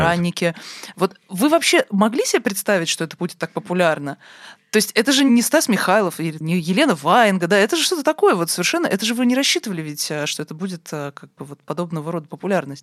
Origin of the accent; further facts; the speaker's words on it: Moscow, Russia; Я вот действительно выросла в Москве